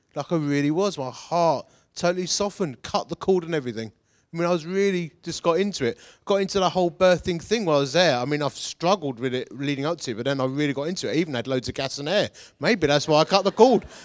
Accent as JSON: {"language": "English", "town": "Romford", "region": "London", "country": "United Kingdom", "said": "I'm from Essex. I'm a Romford boy"}